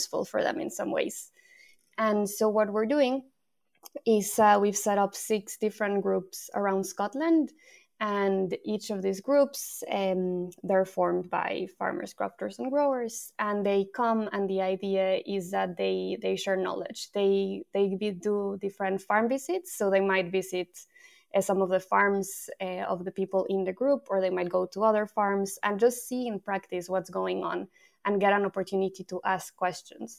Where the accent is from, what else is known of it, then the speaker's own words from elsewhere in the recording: Mexico; moved away as an adult; also born or lived in France / Brighton; now in Edinburgh, United Kingdom; So I'm from Mexico. I moved away from Mexico 10 years ago, but I first moved to France.